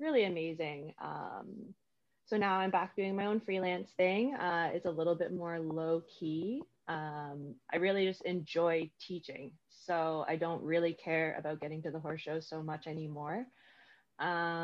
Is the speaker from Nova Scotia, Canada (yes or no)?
yes; Nova Scotia, Canada; moved away as an adult; also born or lived in Ontario; I grew up out in Nova Scotia